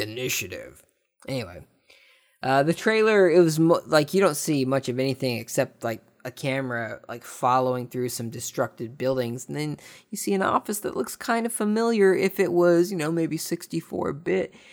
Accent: United States; speaking as a, you know, American that loves being not British

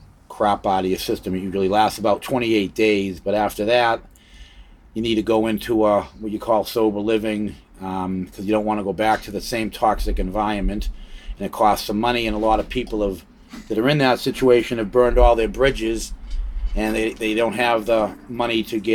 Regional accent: Arlington, Massachusetts, United States; also born or lived in Cambridge / Lexington; Arlington, Mass. And, yeah. Cambridge. Cambridge. Arlington and Lexington.

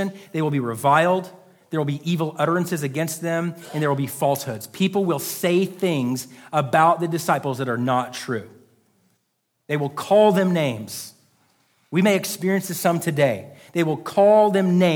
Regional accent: United States; as American people in 2022

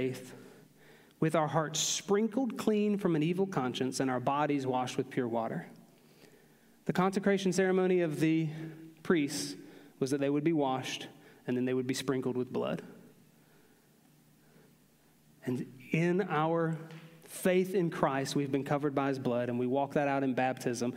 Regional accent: Aiken, South Carolina, United States; I grew up in the Aiken, North Augusta, Edgefield area of South Carolina

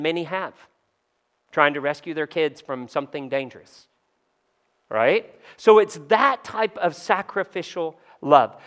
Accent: Kentucky, United States; I grew up in Kentucky

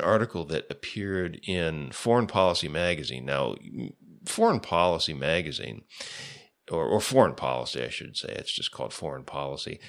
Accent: United States; as an American

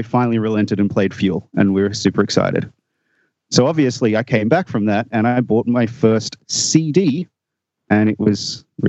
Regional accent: Australia; So I'm from Australia. That might be obvious from my accent, but possibly not, because many people in Australia where I live have asked me if I'm from USA or Canada.

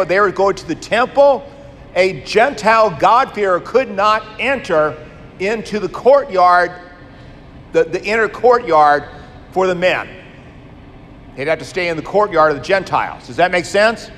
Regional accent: United States; I'm born American

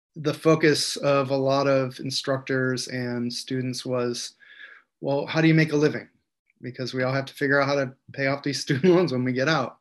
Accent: Cortland, New York, United States; I was born in 1970 in Cortland, New York, central New York

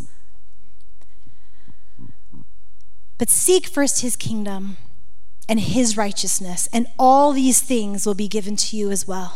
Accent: Florida, United States; moved away as an adult; now in Montana, United States; I'm from Florida, and being in Montana in the first years, it was hard

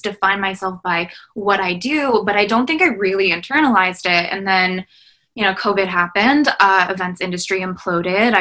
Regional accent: United States; I am a daughter of immigrants and refugees. I'm a first generation Vietnamese Laos American.

